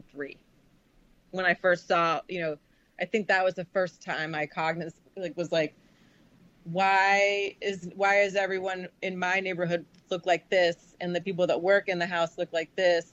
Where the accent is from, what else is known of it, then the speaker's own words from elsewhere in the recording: Charleston, South Carolina, United States; moved away; also born or lived in Namibia; I grew up in Charleston, South Carolina in the 70s. You know, I moved there in 73